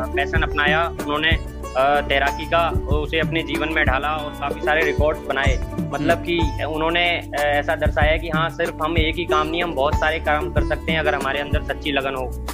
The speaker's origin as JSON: {"language": "Hindi", "town": "Jaipur", "region": "Rajasthan", "country": "India", "said": "जयपुर का निवासी हूँ"}